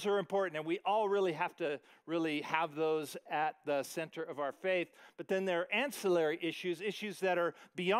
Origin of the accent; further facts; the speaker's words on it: Williams, Arizona, United States; also born or lived in Ventura, California; we moved from Ventura, California to Williams, Arizona, tiny little town